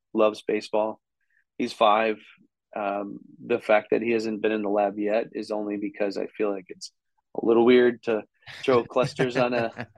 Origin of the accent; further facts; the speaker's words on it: Wisconsin, United States; I came from Wisconsin